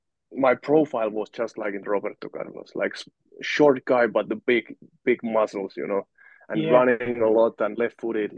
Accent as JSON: {"language": "English", "town": "Valkeakoski", "region": "Pirkanmaa", "country": "Finland", "tie": "born or raised there", "second_language": "English"}